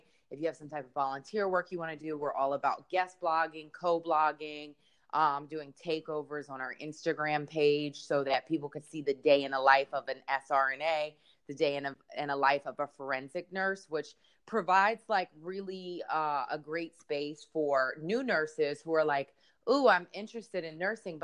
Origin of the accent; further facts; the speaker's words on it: Philadelphia, Pennsylvania, United States; moved away; I'm from Philadelphia, Pennsylvania